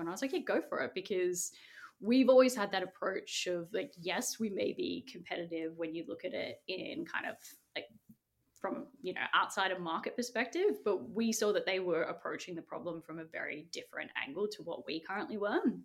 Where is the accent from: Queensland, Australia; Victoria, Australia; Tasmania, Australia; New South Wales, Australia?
New South Wales, Australia; Sydney; I was born in Castle Hill, which is in the northwest of Sydney